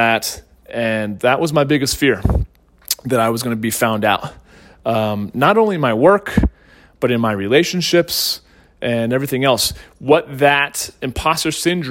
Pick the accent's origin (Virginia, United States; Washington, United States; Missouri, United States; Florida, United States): Missouri, United States; St. Louis; also born or lived in Northeastern United States; when we moved to St. Louis from the Northeast, I was held back